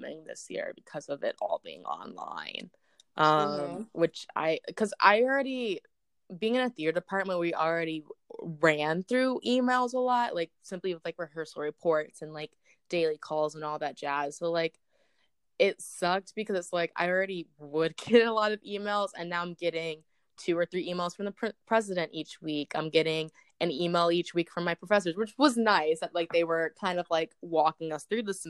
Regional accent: Southlake, Texas, United States; my hometown date would be South Lake.

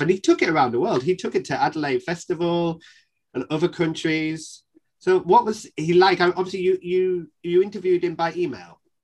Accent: the north of England, United Kingdom; accent: northern; my northern accent

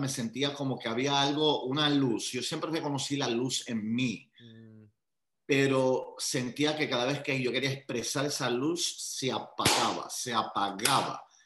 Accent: Puerto Rico; also born or lived in Long Island, New York; Nací en New York, en Long Island, y ah, al añito mi familia se muda a Puerto Rico

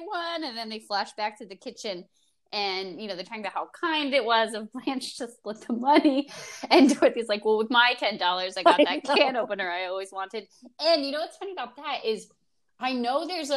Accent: Oakland, New Jersey, United States; I called City Hall of my hometown, Oakland, New Jersey, when I was in, I had to be in like third or fourth grade

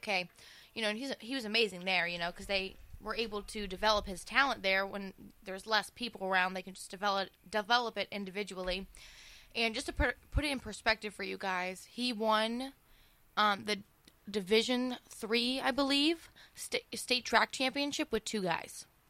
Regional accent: Howland, Ohio, United States; I'm from Howland

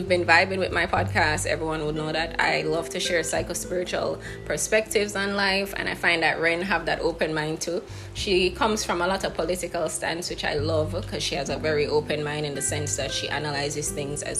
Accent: Jamaica; as Black women, as Jamaican women

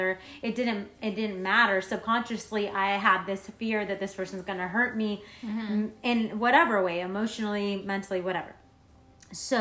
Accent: Florence, Tuscany, Italy; moved away; So I'm from Florence, Italy

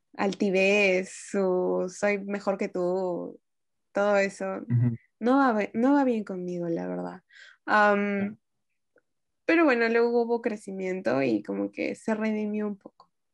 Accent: Peru; las personas que somos de Latinoamérica, en este caso de Perú

